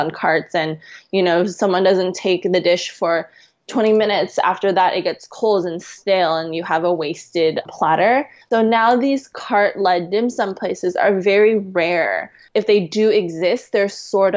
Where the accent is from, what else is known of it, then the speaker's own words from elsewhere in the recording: West Coast, United States; now in China; I'm also from the West Coast